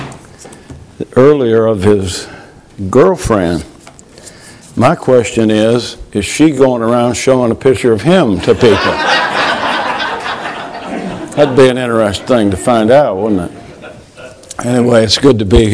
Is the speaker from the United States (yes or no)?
yes; Michigan, United States; I grew up in Michigan.